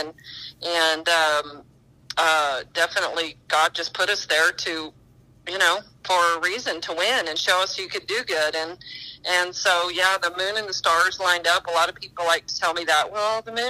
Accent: northeast New Mexico, United States; I grew up in New Mexico, in northeast New Mexico

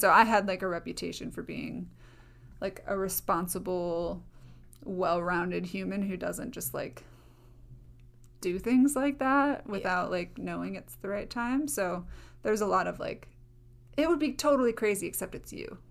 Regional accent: Minnesota, United States; I was from Minnesota.

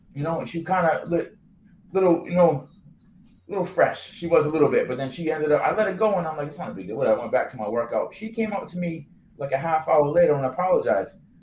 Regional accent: New Bedford, Massachusetts, United States; me growing up in New Bedford

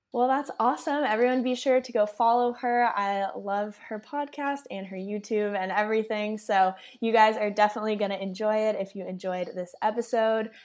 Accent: Austin, Texas, United States; I was born and raised in Austin

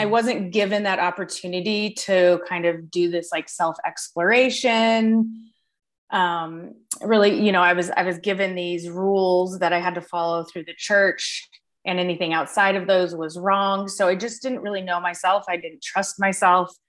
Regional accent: Denver, Colorado, United States; I grew up in like the suburbs of Denver

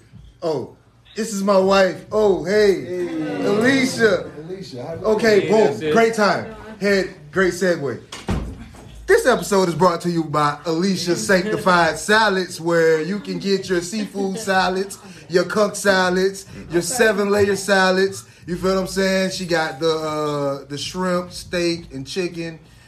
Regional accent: Miami, Florida, United States; because I'm from Miami.

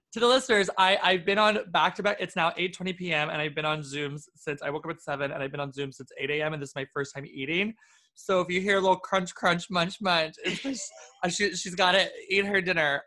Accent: New York City, New York, United States; being a New Yorker

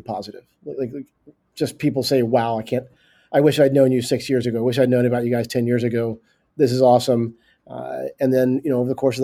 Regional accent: Arkansas, United States; moved away; also born or lived in San Francisco; I'm from Arkansas originally, but I was living in San Francisco and moved back here 4 years ago

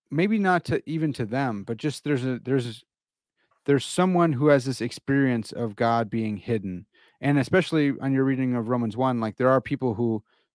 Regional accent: Midwest, United States; and I'm from the Midwest.

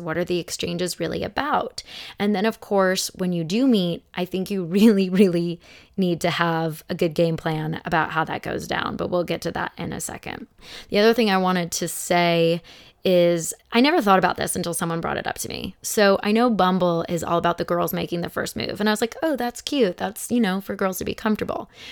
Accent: Phoenix, Arizona, United States; moved away as an adult; now in Los Angeles, United States; I'm from Phoenix, but I've lived here for sixteen years.

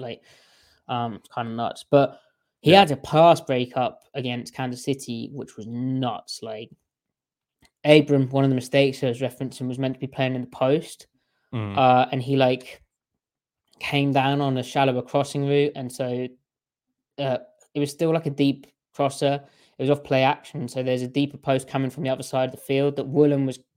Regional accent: United Kingdom; I'm the British boy

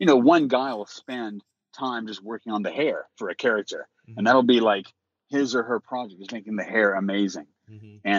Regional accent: Louisiana, United States; I'm actually Cajun through and through.

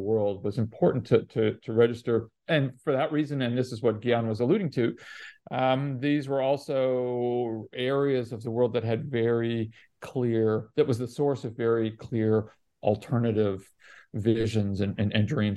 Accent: Canada; moved away; also born or lived in Latin America; I didn't grow up in India, but I grew up in Canada, and then spent a lot of time in Latin America in my youth

